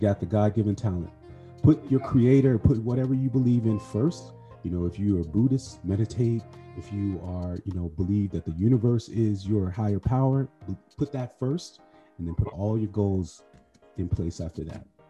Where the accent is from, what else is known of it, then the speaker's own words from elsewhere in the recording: Chicago, Illinois, United States; now in New York, United States; I'm, I'm from Chicago too.